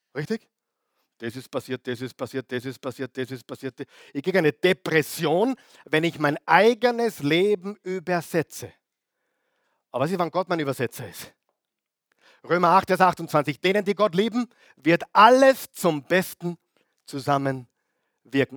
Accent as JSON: {"language": "German", "country": "Austria", "said": "die wir im Leben genießen dürfen, auch als Österreicher"}